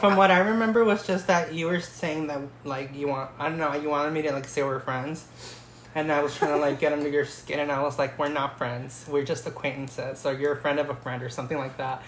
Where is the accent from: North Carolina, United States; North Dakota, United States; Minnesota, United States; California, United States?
California, United States; Oxnard; like most ghetto Oxnard girls